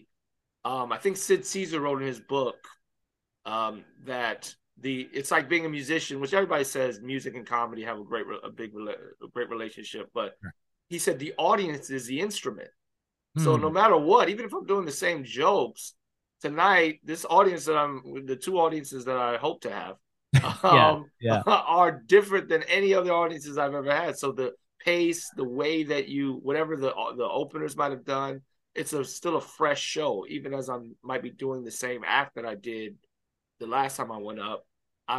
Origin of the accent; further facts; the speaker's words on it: Miami, Florida, United States; I grew up in Miami Baptist Church.